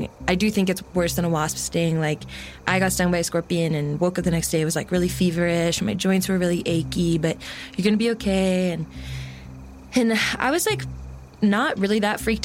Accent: Washington, United States; I grew up in Washington State and spent a lot of time in the Cascades with my parents and brothers and in the Olympics

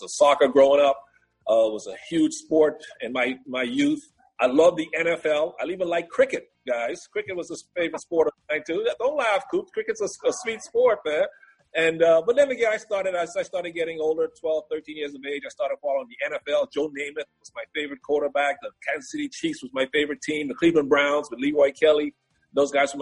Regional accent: Bahamas; now in United States; The island that I grew up on

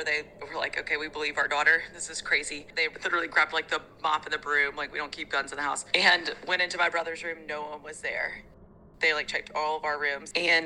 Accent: Mobile, Alabama, United States; When I was a little kid growing up in Mobile, Alabama, I was pretty young

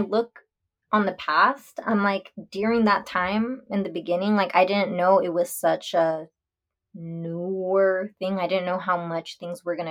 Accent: Texas, United States; I'm from Texas. And so here, especially growing up around a small town

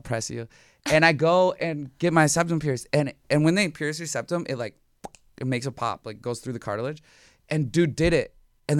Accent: Minnesota, United States; Like I'm from Minnesota.

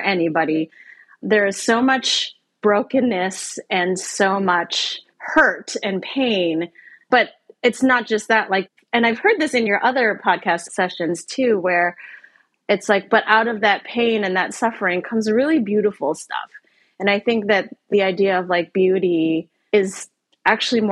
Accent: Canada; moved away; also born or lived in Asia; where I grew up in Canada

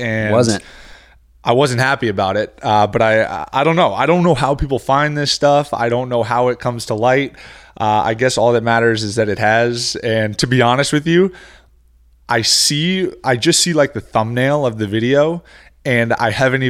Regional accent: Northeast, United States; now in Miami, United States; living down in Miami, I don't really get seasons like I did growing up in the Northeast, in the Midwest.

